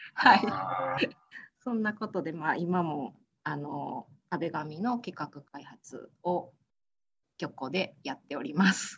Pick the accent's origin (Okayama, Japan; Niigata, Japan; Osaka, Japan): Osaka, Japan; also born or lived in Hyogo Prefecture; 生まれて数ヶ月で大阪府に引っ越してきて、そこからずっと大阪人です